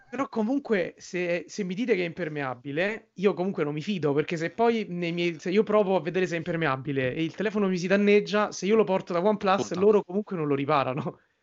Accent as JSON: {"language": "Italian", "town": "Rome", "region": "Lazio", "country": "Italy", "said": "io e Giorgio siamo di Roma"}